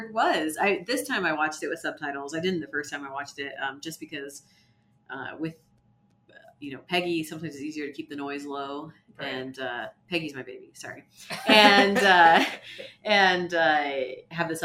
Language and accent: English; the South, United States; I grew up in the South, which is very, very Protestant